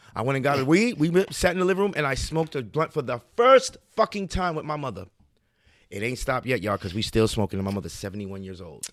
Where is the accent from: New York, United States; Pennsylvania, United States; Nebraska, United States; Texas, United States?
New York, United States; New York City; I'm raised in Harlem, but I'm of Guyanese descent